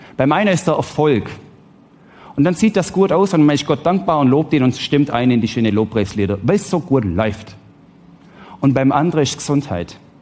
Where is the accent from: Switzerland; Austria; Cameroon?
Switzerland; Ich bin Schweizer, ich lebe im Wohlstand